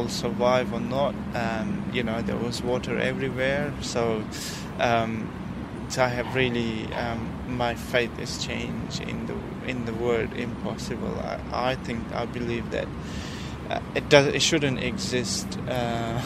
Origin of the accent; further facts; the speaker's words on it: Parachinar, Khyber Pakhtunkhwa, Pakistan; now in Brisbane, Australia; I grew up in the northwest of Pakistan called Parachinar